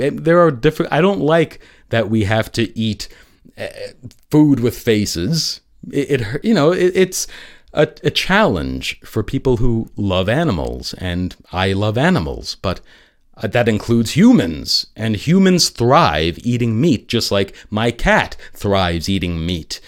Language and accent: English; New York City, New York, United States; New York City, my hometown